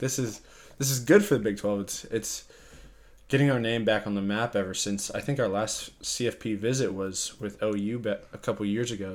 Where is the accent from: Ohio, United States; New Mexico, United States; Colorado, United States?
Colorado, United States; I'm from Colorado